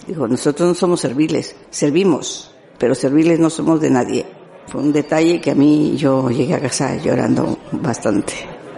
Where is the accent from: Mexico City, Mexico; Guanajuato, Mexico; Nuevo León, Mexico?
Nuevo León, Mexico; Monterrey; moved away as an adult; now in Basque Country, Spain; soy de México, bueno, Monterrey, Nuevo León, México